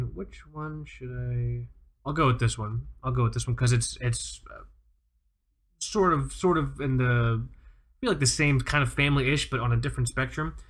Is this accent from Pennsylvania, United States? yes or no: no; South Florida, United States; we're from South Florida